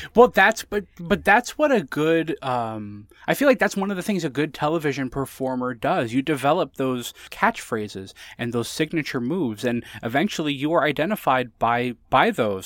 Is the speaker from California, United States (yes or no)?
no; Connecticut, United States; I lived in Connecticut